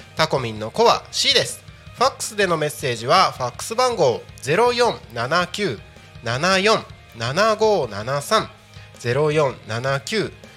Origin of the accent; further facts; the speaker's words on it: Takko, Aomori, Japan; 僕、田舎 青森県の田子町ですけど